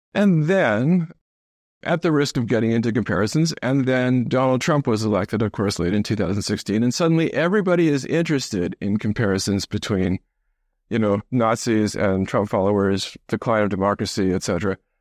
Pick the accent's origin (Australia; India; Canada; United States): Canada; I grew up mostly in Canada.